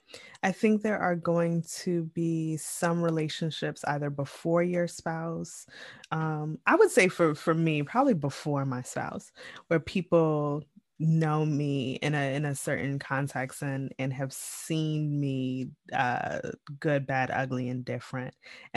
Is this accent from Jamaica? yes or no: yes; Jamaica; I am always, one, I am Jamaican.